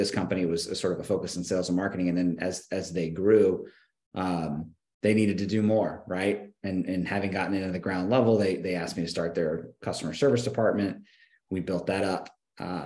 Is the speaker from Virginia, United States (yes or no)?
yes; Richmond, Virginia, United States; the company is based in my hometown in Richmond, Virginia. That's where I am right now